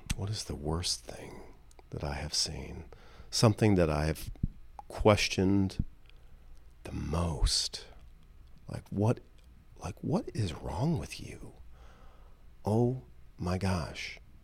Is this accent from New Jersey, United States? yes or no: no; Detroit, Michigan, United States; my hometown, Detroit